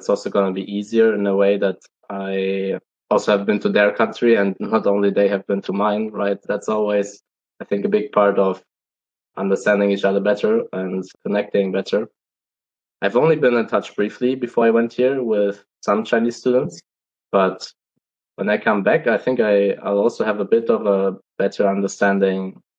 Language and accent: English; Germany; moved away as an adult; now in China; When I always say that I'm from Germany